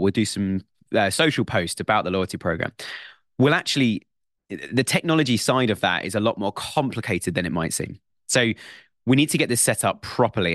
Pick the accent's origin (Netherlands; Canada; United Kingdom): United Kingdom; It's part of being British and it's in our blood.